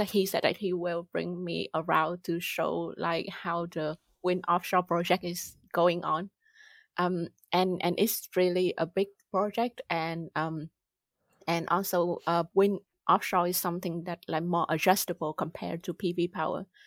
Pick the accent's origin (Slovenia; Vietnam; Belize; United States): Vietnam; moved away as an adult; also born or lived in United Kingdom; now in Germany; I grew up in Vietnam, did my bachelor there